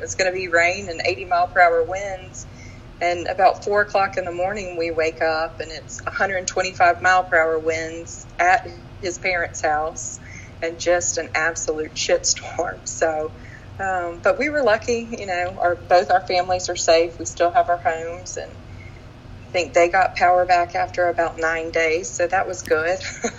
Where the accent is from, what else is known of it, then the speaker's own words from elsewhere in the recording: Mobile, Alabama, United States; also born or lived in Florida panhandle / Austin, Texas; I'm originally from Florida, the panhandle, like the worst part of Florida. Ended up in Alabama, when I was probably 8. And so I really grew up here, and then at 18 ran away and joined the circus and wound up going to grad school out in Austin